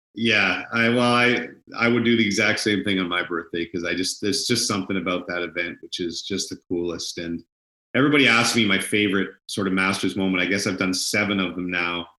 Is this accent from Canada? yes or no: yes; Ottawa, Ontario, Canada; moved away as an adult; also born or lived in Edmonton / Halifax / Victoria / British Columbia; growing up in Ottawa, I was there all the time